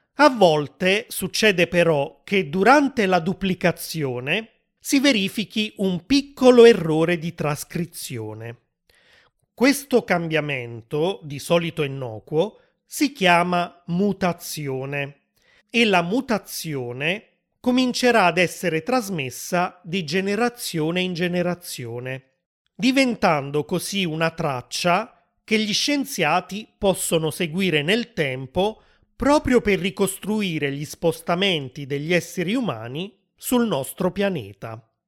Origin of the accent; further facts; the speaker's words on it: Italy; Io che sono nato in Italia